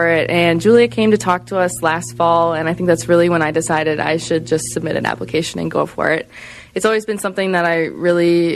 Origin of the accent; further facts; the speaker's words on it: Racine County, Wisconsin, United States; I grew up in Racine County